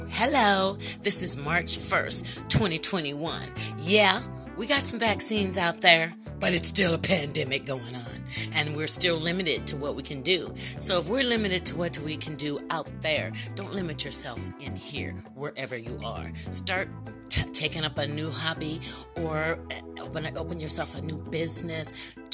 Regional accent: United States; I am a black American

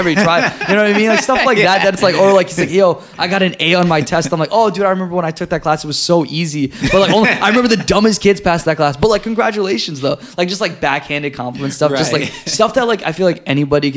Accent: United States; I grew up in America, but, like, in America, I'm viewed as Indian

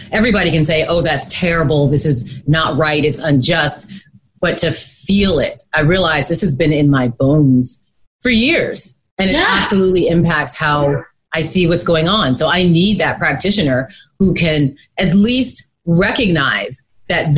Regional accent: United States

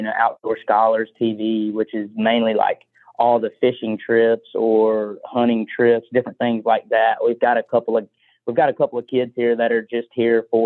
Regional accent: Bessemer, Alabama, United States; I grew up in the Bessemer McCalla area. I went to McAdory

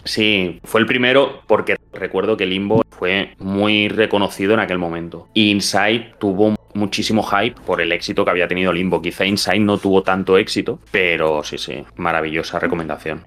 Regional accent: Catalonia, Spain; soy catalán

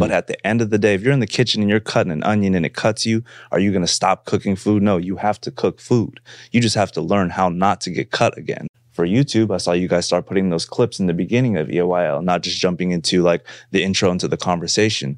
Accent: San Francisco, California, United States; I grew up in, uh, the Bay Area. I'm from San Francisco, California.

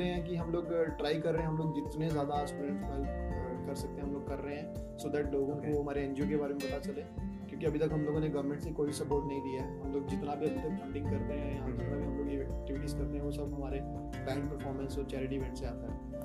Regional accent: Jammu and Kashmir, India; जम्मू कश्मीर से बिलोंग करता हूँ

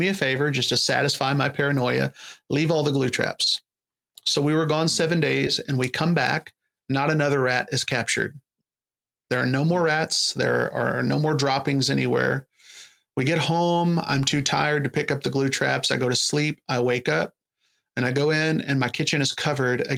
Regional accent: Kentucky, United States; moved away as an adult; now in Florida, United States; I'm from Kentucky

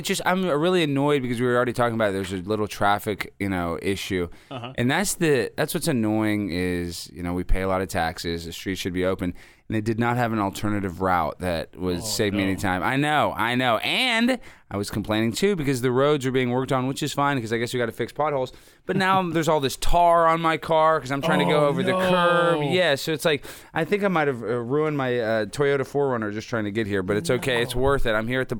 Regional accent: Dallas, Texas, United States; now in Los Angeles, United States; Dallas, Texas, born

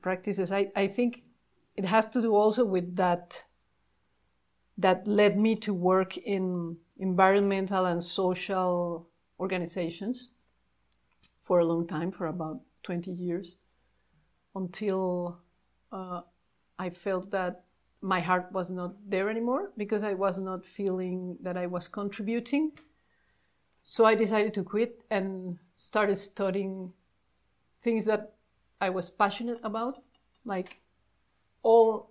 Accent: Mexico City, Mexico; now in Barichara, Colombia; I was born in Mexico City back in the 70s, and I studied geography in the UNAM, Universidad Nacional Autónoma de México

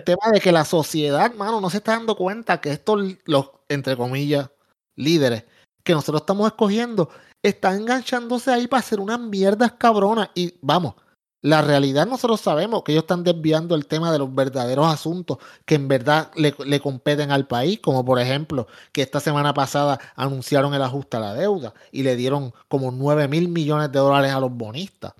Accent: Puerto Rico; yo que soy puertorriqueño

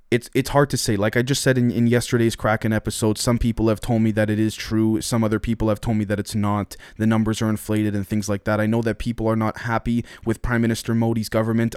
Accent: Canada; I'm Canadian

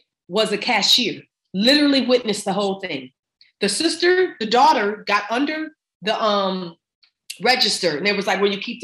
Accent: Buffalo, New York, United States; moved away; born and raised

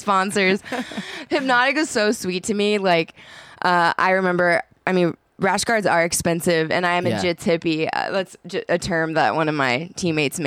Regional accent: the Rio Grande Valley, South Texas, United States; moved away as an adult; now in Austin, United States; South Texas. The Valley

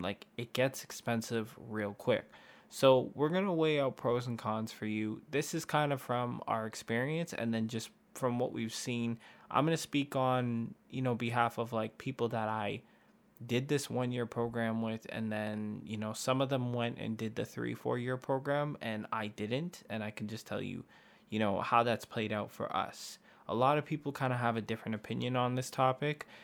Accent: Canada; we're from Canada.

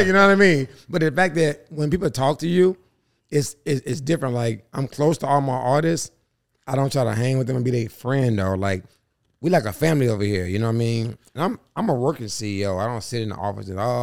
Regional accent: Charlotte, North Carolina, United States; also born or lived in New York; I'm from Charlotte

